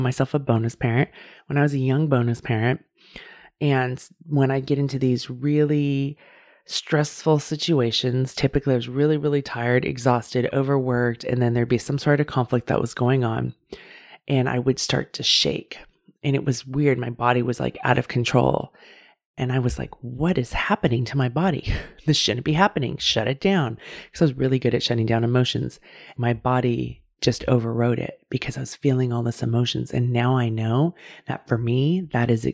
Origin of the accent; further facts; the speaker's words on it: California, United States; I live in California and I grew up in California